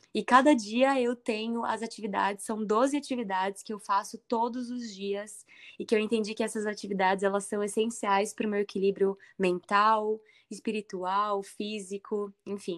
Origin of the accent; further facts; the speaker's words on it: Indaiatuba, São Paulo, Brazil; nasci em Dayatuba, tenho muito carinho pela cidade